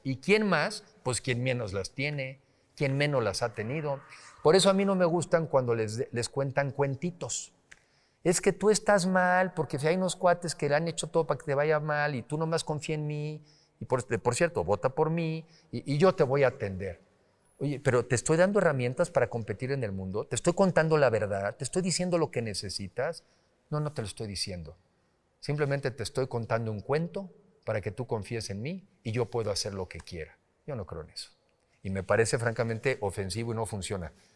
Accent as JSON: {"language": "Spanish", "country": "Mexico", "said": "somos más los mexicanos que queremos un mejor país"}